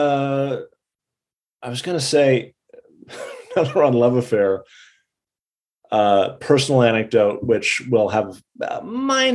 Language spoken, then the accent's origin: English; Pasadena, California, United States; now in New York, United States; I grew up in Pasadena